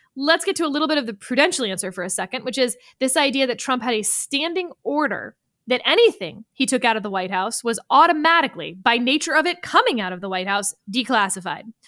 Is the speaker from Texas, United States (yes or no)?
yes; Texas, United States; I'm from Texas